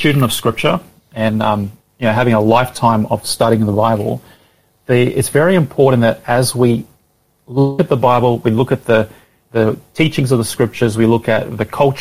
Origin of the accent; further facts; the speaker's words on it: Brisbane, Queensland, Australia; now in Melbourne, Australia; I'm originally from Brisbane, so I've got lots of family here still